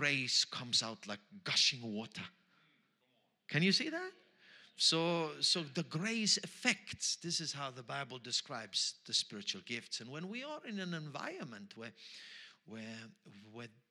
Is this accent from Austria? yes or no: yes; Austria; accent: Austrian German; first language Austrian German; English is a second language; English is my third language, so I'm trying here. My first language is Austrian German